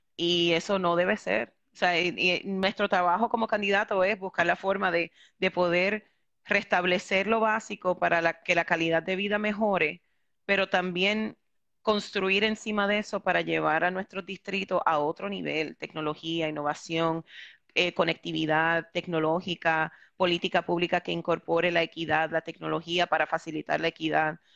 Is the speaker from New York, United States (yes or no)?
yes; New York, United States; moved away as an adult; also born or lived in Puerto Rico; now in San Juan, Puerto Rico; yo originalmente nací y me crié en Nueva York. Yo llevo en Puerto Rico 11 años viviendo